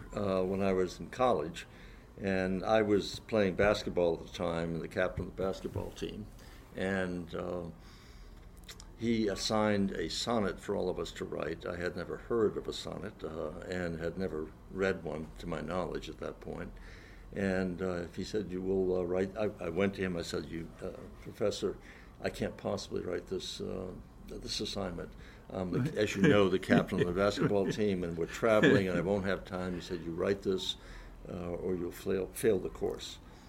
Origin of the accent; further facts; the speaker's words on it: New England, United States; because I come from New England